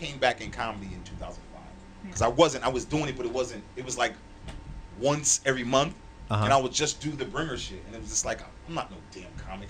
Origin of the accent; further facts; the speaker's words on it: Connecticut, United States; I was from Connecticut.